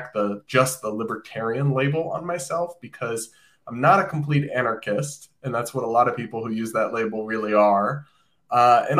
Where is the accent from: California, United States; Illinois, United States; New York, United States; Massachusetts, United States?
Massachusetts, United States; just because I'm from Massachusetts